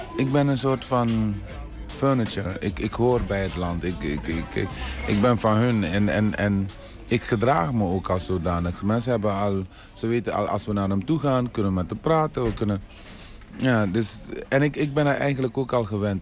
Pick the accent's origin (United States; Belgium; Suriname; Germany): Suriname; accent: Surinamese; moved away; also born or lived in Tilburg; ik heb toch een Surinaams accent